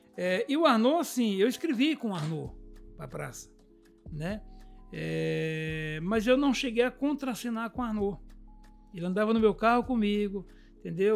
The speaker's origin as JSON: {"language": "Portuguese", "country": "Brazil", "said": "sou brasileiro"}